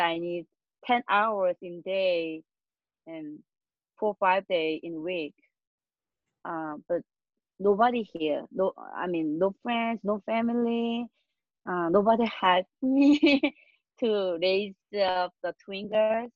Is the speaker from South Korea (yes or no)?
yes; South Korea; born or raised there; moved away as an adult; also born or lived in New Jersey, United States; now in Chicago, United States